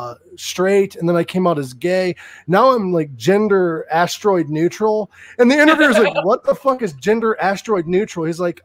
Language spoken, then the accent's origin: English; Ohio, United States; moved away as an adult; now in Phoenix, United States; I'm from Ohio. I'm moving back to Ohio next year sometime. But I moved out to Phoenix temporarily.